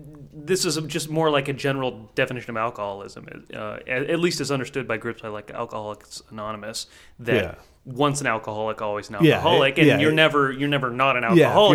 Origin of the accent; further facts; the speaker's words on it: Northern California, United States; moved away; I'm from Northern California